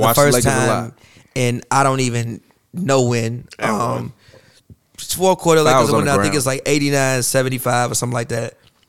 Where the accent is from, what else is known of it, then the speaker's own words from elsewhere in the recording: Chicago, Illinois, United States; growing up in Chicago